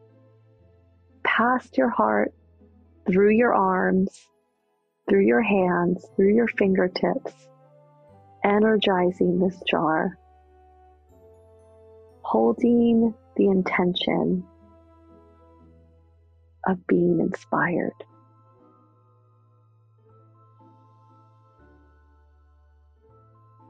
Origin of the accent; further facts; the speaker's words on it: New York, United States; I am a New Yorker